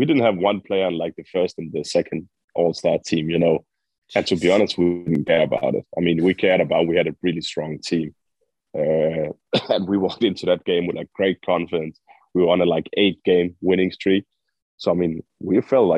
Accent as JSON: {"language": "English", "town": "Aalborg", "region": "North Denmark Region", "country": "Denmark", "tie": "born or raised there", "also_born_or_lived": "Orange County, California", "moved": "as an adult", "said": "I am from Aalborg. I'm raised and born here, born and raised"}